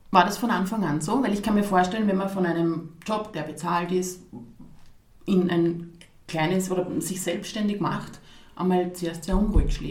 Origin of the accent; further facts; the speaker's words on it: Krems, Lower Austria, Austria; Also ich bin selbst aus Krems und merke, die Marke, die Nikolai gibt, die wird wahrgenommen die kriegt man mittlerweile in so vielen Bereichen in Krems oder Umgebung zu kaufen.